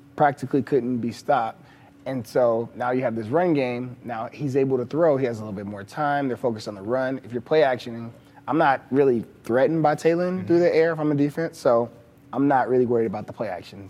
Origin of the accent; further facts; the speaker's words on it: Texas, United States; I'm from Texas. You know, growing up, I watched Texas